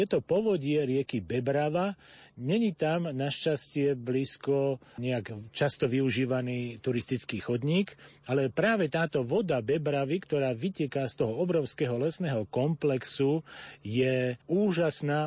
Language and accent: Slovak; Opatová, Trenčín Region, Slovakia; U nás v Opatovej bolo 8 kopaných studní